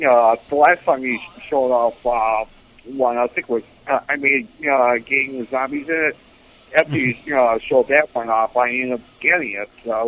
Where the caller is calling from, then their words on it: Buffalo, New York, United States; Yeah, this is Spazinator from Buffalo, New York.